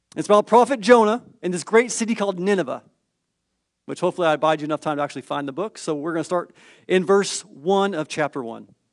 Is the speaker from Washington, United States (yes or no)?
no; California, United States; I'm from the California public school system